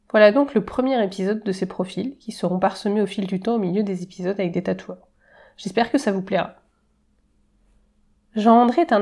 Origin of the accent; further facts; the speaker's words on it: Germany; J'ai grandi en Allemagne en partie donc.